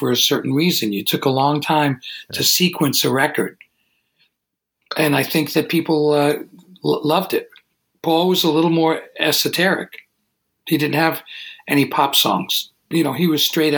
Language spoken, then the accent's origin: English; New York City, New York, United States; moved away as an adult; also born or lived in Manhattan; now in Woodstock, United States; I grew up in Brooklyn and I lived in Manhattan